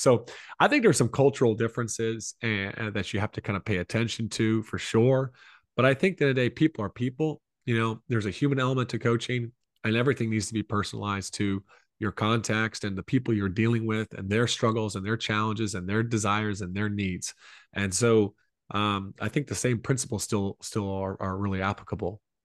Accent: Columbia, South Carolina, United States; I grew up in Columbia, South Carolina

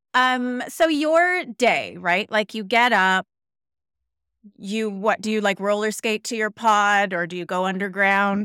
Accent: Canada; now in Denmark, Australia; I'm Canadian.

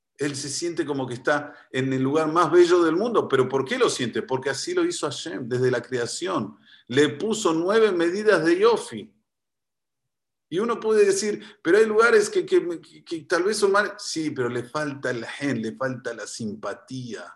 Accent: Argentina; soy argentino

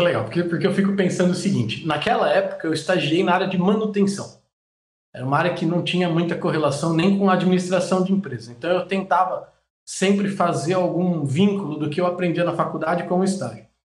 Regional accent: Jundiaí, São Paulo, Brazil; moved away as an adult; also born or lived in Andirá / São José dos Campos / Camaçari; Eu sou é, nascido em São Paulo, é, minha família se mudou para Jundiaí, cresci em Jundiaí

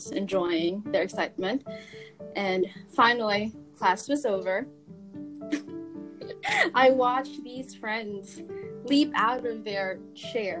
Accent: Philippines; moved away as an adult; now in New York, United States; Yes, I am Filipino. I grew up in the Philippines

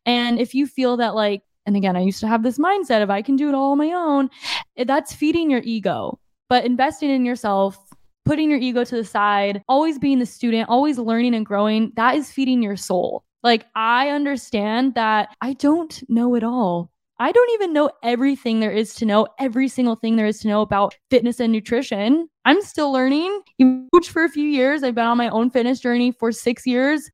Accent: Lake Havasu City, Arizona, United States; moved away as an adult; now in San Diego, United States; my hometown is, it's growing, like Havasu, Havasu vibes

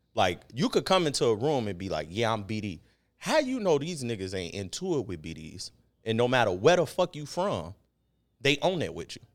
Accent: Chicago, Illinois, United States; South side

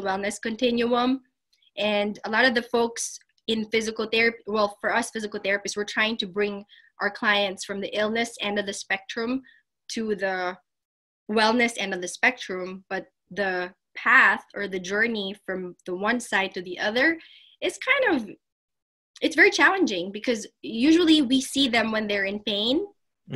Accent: Las Piñas, Metro Manila, Philippines; moved away as an adult; now in Columbia, United States; I am from Las Piñas um, in in the Philippines

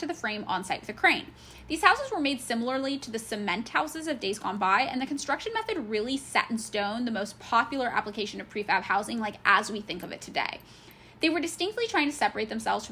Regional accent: California, United States; I grew up in California.

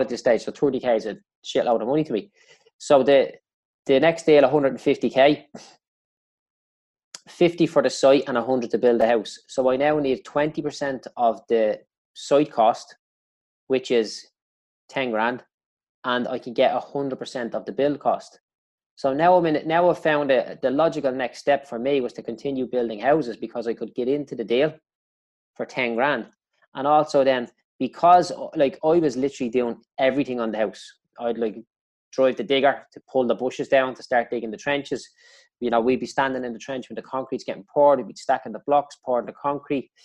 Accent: Dublin, Leinster, Ireland; I grew up in Clondalkin

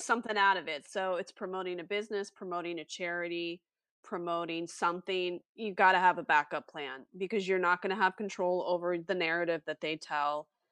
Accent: East Coast, United States; moved away as an adult; also born or lived in Philadelphia suburbs; now in Los Angeles, United States; I'm from East Coast

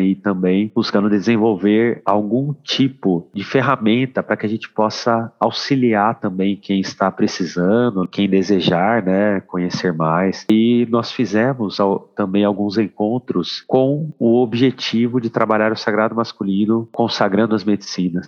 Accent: Brazil; sou do Brasil

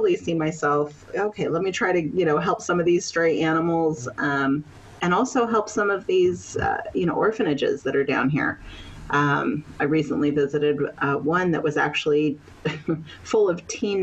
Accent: Maryland, United States; now in Panama; I'm from Maryland in the United States. Currently, I'm living in Panama

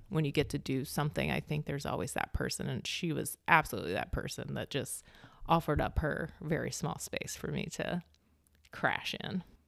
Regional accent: Meadow Bridge, West Virginia, United States; moved away as an adult; also born or lived in California; that kinda upbringing in small town West Virginia

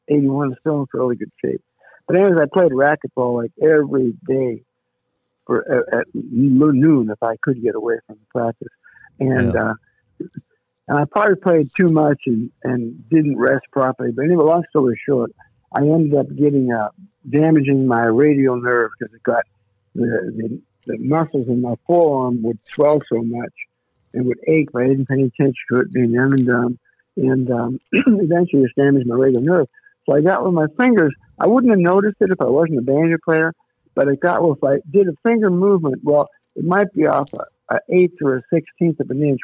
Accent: Pennsylvania, United States; born or raised there; also born or lived in Nashville, Tennessee; now in Charleston, United States

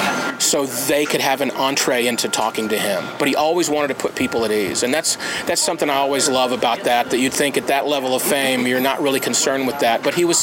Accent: Tupelo, Mississippi, United States; He's from my hometown.

